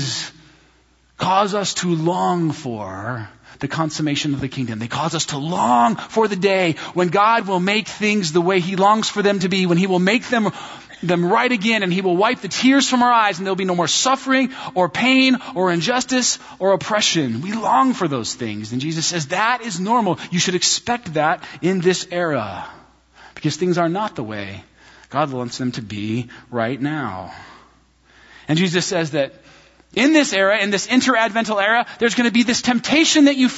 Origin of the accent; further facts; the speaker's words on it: United States; American Christians